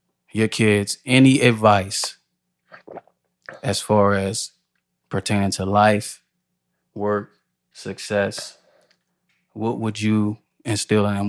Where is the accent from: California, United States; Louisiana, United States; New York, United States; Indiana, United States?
Louisiana, United States; New Orleans; I'm from New Orleans